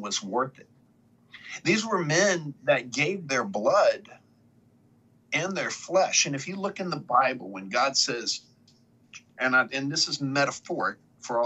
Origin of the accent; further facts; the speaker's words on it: United States; as an American citizen, as someone born in the greatest nation in the world